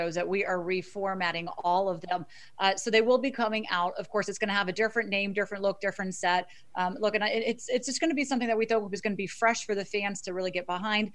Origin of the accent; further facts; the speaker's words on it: Florida, United States; moved away as an adult; also born or lived in Miami / New York City / Boston; now in Washington, D.C., United States; I'm originally from Florida